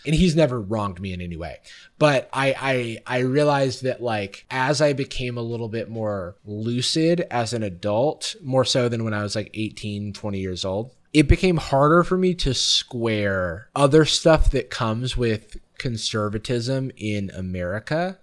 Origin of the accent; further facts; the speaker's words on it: the South, United States; also born or lived in Gainesville, Florida / Atlanta; I grew up in the South also.